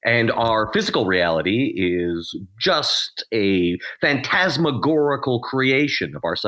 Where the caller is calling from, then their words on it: Edmonton, Alberta, Canada; I'm calling from Edmonton, Alberta